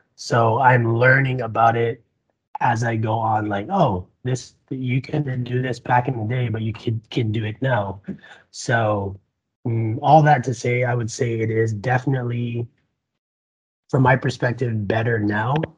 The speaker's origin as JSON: {"language": "English", "country": "Barbados", "also_born_or_lived": "Nampa, Idaho", "moved": "yes", "lives_now": "Idaho, United States", "said": "I'm an immigrant from the Caribbean. I came from Barbados uh, 11 years ago"}